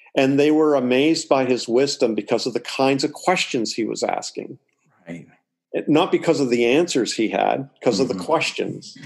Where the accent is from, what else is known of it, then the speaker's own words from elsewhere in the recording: Toronto, Ontario, Canada; also born or lived in Springfield, Missouri; now in Atlantic Canada, Canada; I'm from Canada and I'm living in Canada. Okay. So uh, I was born in Toronto, but I'm living out on the East Coast now.